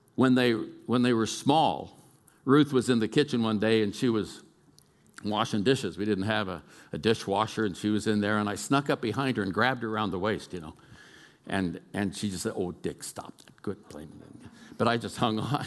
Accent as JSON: {"language": "English", "town": "Oakland", "region": "California", "country": "United States", "moved": "yes", "said": "I'm a kid from East Oakland, California."}